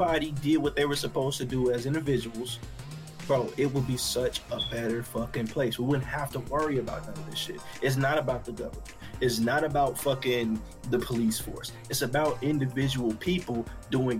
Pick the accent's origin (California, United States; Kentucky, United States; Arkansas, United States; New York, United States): Arkansas, United States; now in Texas, United States; I was in Arkansas. I grew up in Arkansas.